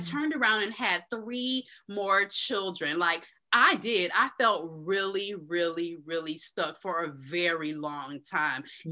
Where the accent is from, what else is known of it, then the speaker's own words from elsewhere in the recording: Tampa, Florida, United States; also born or lived in Tallahassee; now in Central Florida, United States; I was born and raised in Tampa